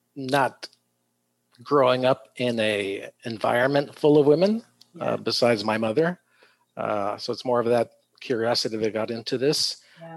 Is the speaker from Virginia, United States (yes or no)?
no; San Diego, California, United States; also born or lived in Tijuana, Mexico; I was born here, but my first two years I lived in uh, Mexico across the border in Tijuana. Oh. Um, so I was about three years old when the entire family moved uh, back up to San Diego